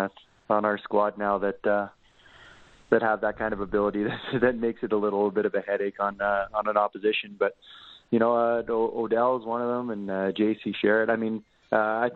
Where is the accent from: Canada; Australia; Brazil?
Canada; Regina, Saskatchewan; I'm born and raised in Regina